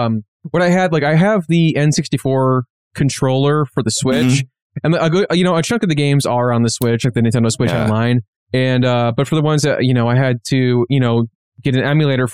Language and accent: English; the suburbs by Aurora, Illinois, United States; where are you from? I'm like, the suburbs, like by Aurora.